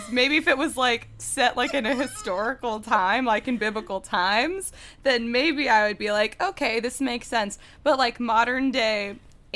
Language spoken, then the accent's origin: English; Dallas, Texas, United States; moved away; I was raised in Dallas, Texas.